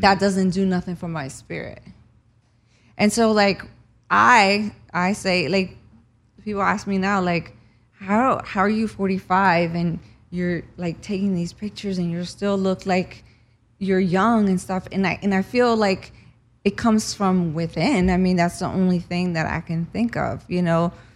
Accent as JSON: {"language": "English", "region": "New Jersey", "country": "United States", "tie": "born or raised there", "also_born_or_lived": "Cuba", "moved": "as an adult", "lives_now": "Los Angeles, United States", "said": "I grew up in New Jersey after we escaped Cuba, and, um, I moved here in two thousand five"}